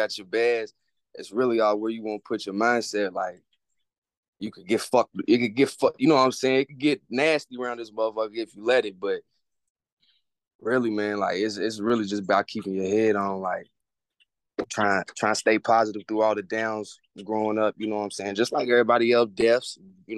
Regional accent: Lexington, Kentucky, United States; I'm …, Lexington, Kentucky

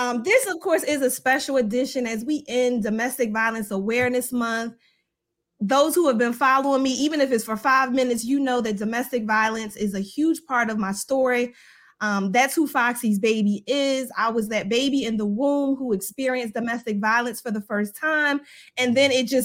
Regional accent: Philadelphia, Pennsylvania, United States; moved away as an adult; now in Baltimore, United States; I'm originally from Philadelphia

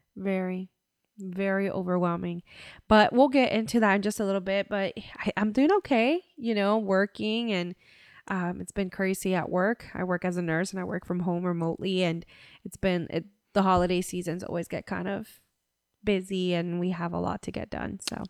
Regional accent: Central Florida, United States; we're from Central Florida. We live in Central Florida

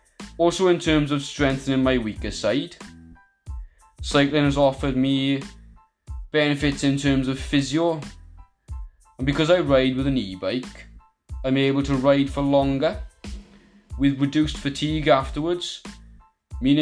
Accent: Merthyr Tydfil, Wales, United Kingdom; I'm from Merthyr Tydfil

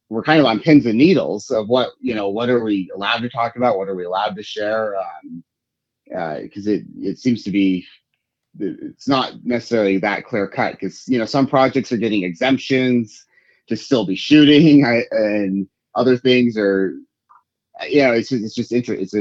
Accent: Utah, United States; now in Los Angeles, United States; my home state of Utah

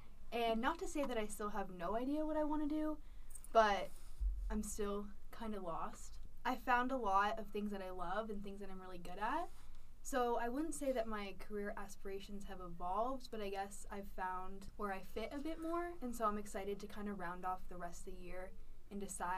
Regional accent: Western Massachusetts, United States; moved away as an adult; now in Utah, United States; I'm an out-of-state student from Western Mass

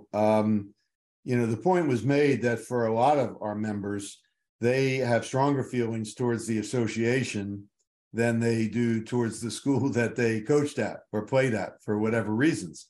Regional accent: Baltimore, Maryland, United States; moved away as an adult; also born or lived in Williamsburg, Virginia; I went back to my hometown of Baltimore

